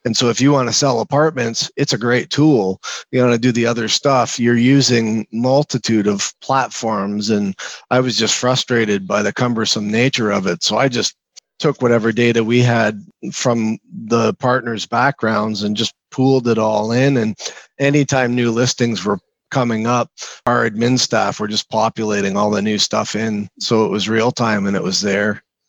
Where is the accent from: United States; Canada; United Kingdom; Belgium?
Canada; Toronto, Ontario; moved away as an adult; now in Calgary, Canada; I grew up in Ontario in the Toronto area.